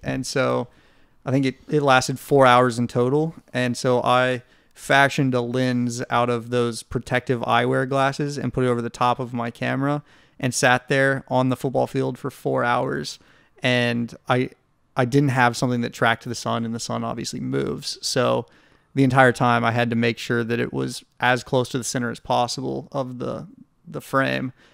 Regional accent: Nashville, Tennessee, United States; we're from Nashville

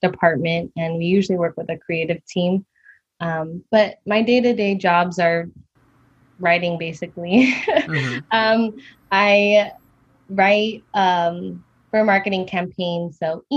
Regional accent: Bay Area, California, United States; I am born and raised in the Bay Area, California

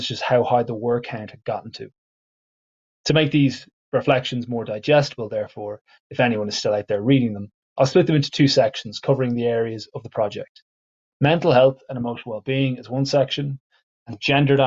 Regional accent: Ireland; I am an Irish English teacher

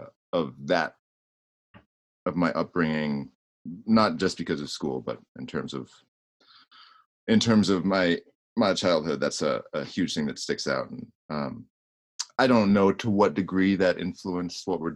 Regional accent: Grass Valley, California, United States; moved away; I grew up in Grass Valley, California, which is in the foothills of the Sierra Nevadas

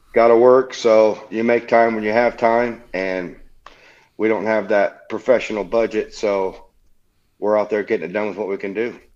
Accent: Leesburg, Indiana, United States; now in Akron, United States; I was originally born in Leesburg, Indiana

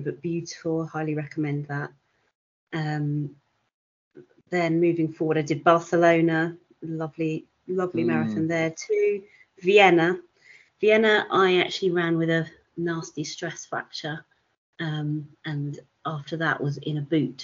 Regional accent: London, United Kingdom; London because it's my hometown.

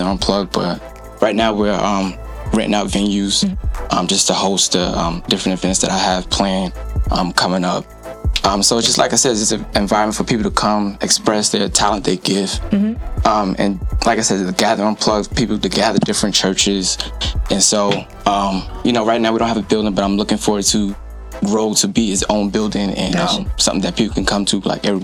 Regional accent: New York, United States; moved away as an adult; I'm from New York, born and raised. I've been here a couple years

